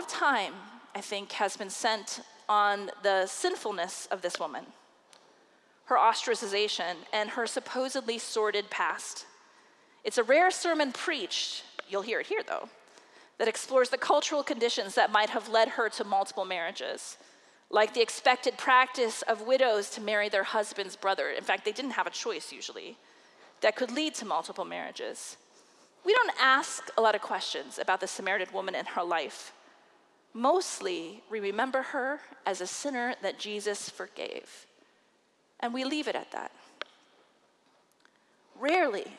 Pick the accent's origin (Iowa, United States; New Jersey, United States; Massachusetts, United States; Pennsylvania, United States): Iowa, United States; Des Moines; I preached my first sermon in the pulpit of First United Methodist Church of Des Moines, Iowa, under the guiding hands of pastors Reverend Del Dawes and Reverend Dennis Tevis